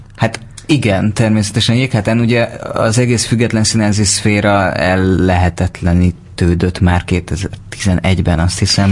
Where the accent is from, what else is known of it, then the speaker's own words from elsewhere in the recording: Siklós, Baranya, Hungary; én délbaranyai vagyok